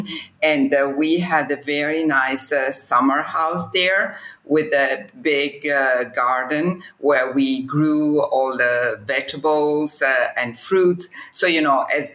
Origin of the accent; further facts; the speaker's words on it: Como, Lombardy, Italy; I was born in Como and I come from a traditional Italian family